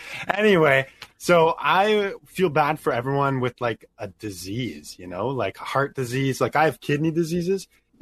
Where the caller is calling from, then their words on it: Ontario, Canada; I'm calling from Canada, Ontario.